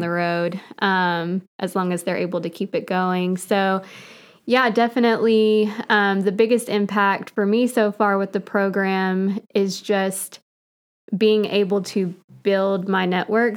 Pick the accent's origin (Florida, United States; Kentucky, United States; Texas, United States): Kentucky, United States; Catlettsburg; moved away as an adult; also born or lived in Cleveland, Tennessee / Chattanooga, Tennessee / Nashville, Tennessee; I grew up here in Boyd County. A Catlettsburg kid